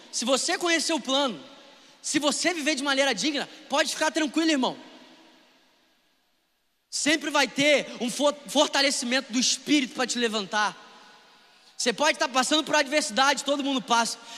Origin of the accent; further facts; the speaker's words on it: Niterói, Rio de Janeiro, Brazil; porque eu sou da Lagoa em Niterói, por mais que isso seja maravilhoso?